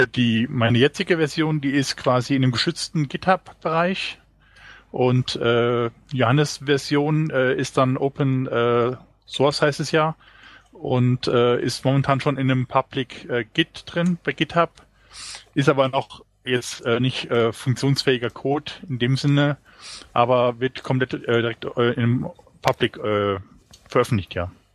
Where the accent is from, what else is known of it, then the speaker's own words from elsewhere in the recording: near Trier, Rhineland-Palatinate, Germany; Ich bin äh, aus der Nähe von Trier